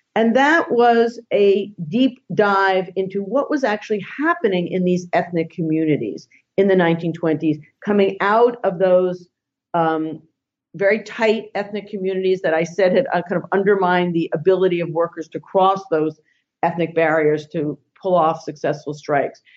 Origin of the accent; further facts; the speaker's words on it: New York area, United States; moved away; I grew up in the New York area